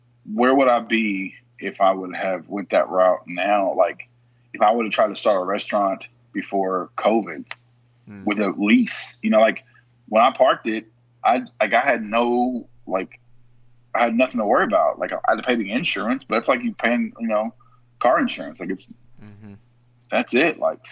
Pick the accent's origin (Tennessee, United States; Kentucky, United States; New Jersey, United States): Kentucky, United States; also born or lived in Pittsburgh; I was from Kentucky.